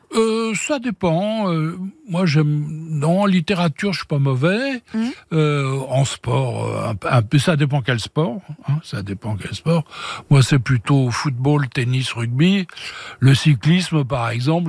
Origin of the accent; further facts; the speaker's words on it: Paris, Île-de-France, France; moved away as an adult; now in Switzerland; Je suis parisien, moi, c'est ma ville de naissance